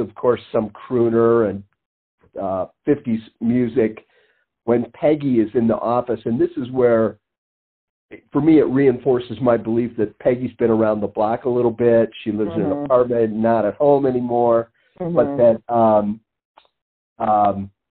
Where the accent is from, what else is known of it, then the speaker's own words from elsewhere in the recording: Northville, United States; you saw dressed up moms all the time growing up in Northville